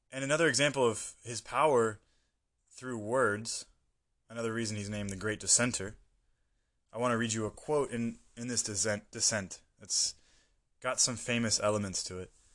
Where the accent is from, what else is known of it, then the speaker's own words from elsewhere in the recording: United States; moved away; as an American, I was living in a American bubble for most of my life